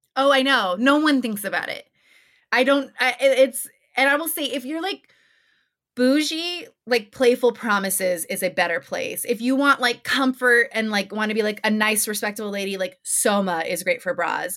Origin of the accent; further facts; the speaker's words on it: New Mexico, United States; I'm from New Mexico